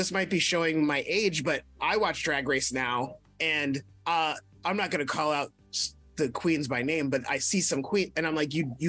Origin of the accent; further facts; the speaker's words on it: New Orleans, Louisiana, United States; I grew up in New Orleans